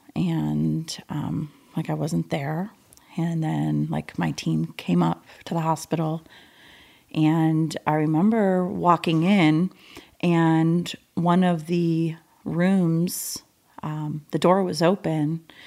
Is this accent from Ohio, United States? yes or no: no; Michigan, United States; I was born and raised in Michigan